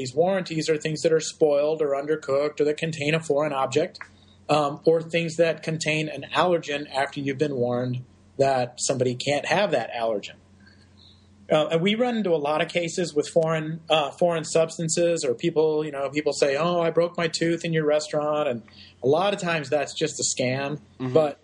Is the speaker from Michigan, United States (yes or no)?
no; Texas, United States; my home state of Texas